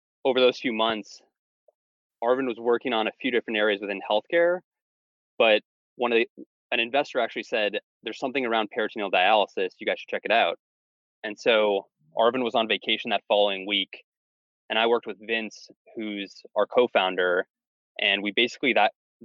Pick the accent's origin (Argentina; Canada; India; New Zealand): Canada; moved away as an adult; also born or lived in California / Asia / Philadelphia; now in United States; I grew up in Canada